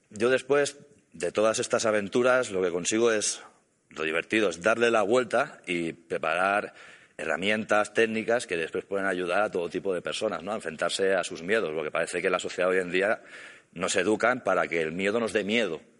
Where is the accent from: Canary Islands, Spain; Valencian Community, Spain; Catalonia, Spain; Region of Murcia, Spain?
Catalonia, Spain; Yo soy catalán.